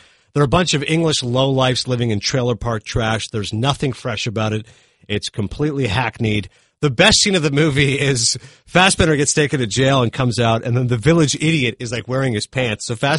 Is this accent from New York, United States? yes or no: yes; Kingston, New York, United States; I grew up in Kingston, New York